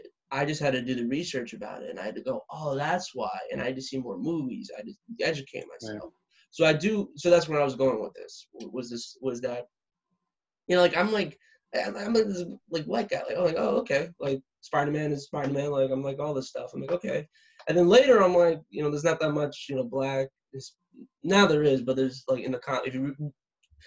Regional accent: South Florida, United States; growing up in South Florida as a straight white guy

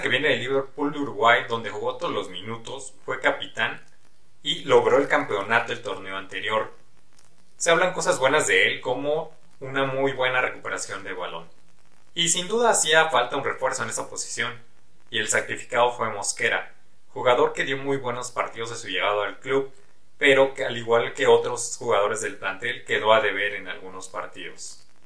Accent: Toluca, State of Mexico, Mexico; Yo nací en Toluca, en una familia de aficionados al fútbol. Mis padres eran grandes seguidores del Toluca y me llevaban al estadio desde que era yo muy morro

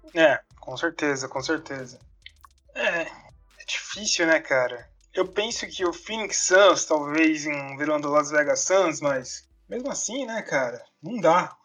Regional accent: Brazil; como brasileiro

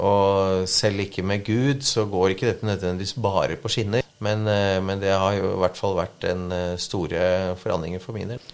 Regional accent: Vikersund, Buskerud, Norway; born or raised there; also born or lived in Tromsø

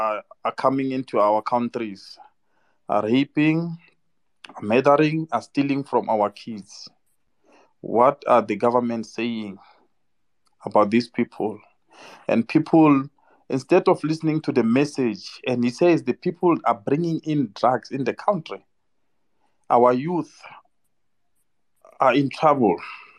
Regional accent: South Africa; So us as South Africans

